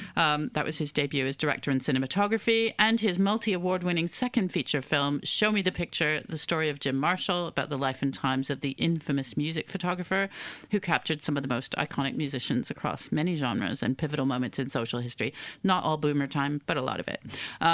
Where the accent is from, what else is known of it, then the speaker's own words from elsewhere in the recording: Canada; accent: Canadian; my Canadian accent